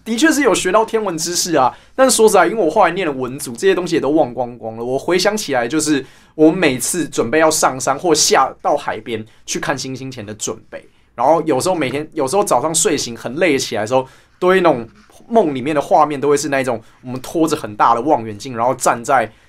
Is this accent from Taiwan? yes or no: yes; Taipei, Taiwan; 我们家的那一站是，啊，其实就是中正纪念堂站啊